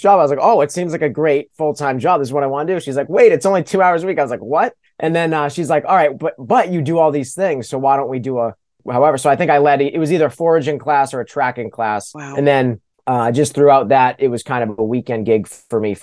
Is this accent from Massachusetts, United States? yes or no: yes; Pepperell, Massachusetts, United States; I grew up in Pepperell, Massachusetts